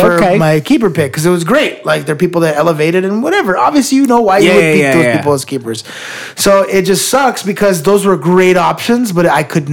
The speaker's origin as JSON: {"language": "English", "country": "United States"}